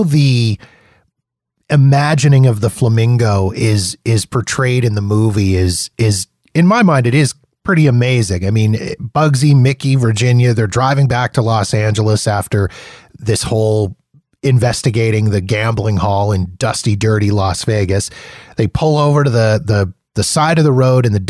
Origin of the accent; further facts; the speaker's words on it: Canada; being Canadian